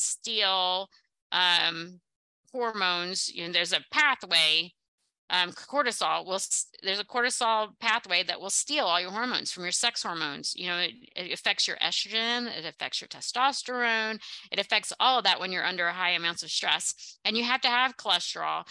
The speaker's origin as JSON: {"language": "English", "region": "the South", "country": "United States", "accent": "Southern", "said": "I'm bringing out my Southern accent."}